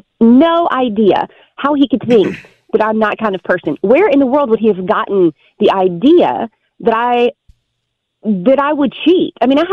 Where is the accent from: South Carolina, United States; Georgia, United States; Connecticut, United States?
South Carolina, United States; now in New York, United States; I'm originally from South Carolina.